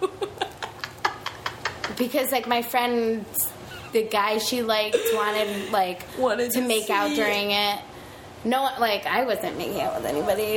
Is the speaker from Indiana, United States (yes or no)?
no; Littleton, Colorado, United States; also born or lived in Manhattan, New York / Queens, New York / Peekskill, New York; now in Chicago, United States; I'm from Colorado. I'm like, I'm very suburban.